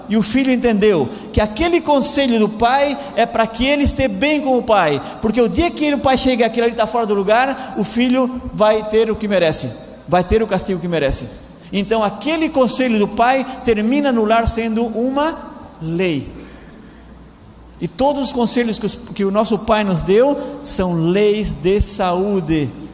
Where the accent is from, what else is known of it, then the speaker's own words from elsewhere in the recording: Laguna, Santa Catarina, Brazil; moved away as an adult; also born or lived in Argentina; Faz pouco tempo que eu estou aqui na Argentina, eu sou do Brasil, venho de Laguna, uma cidade que nem, nem circular na cidade tem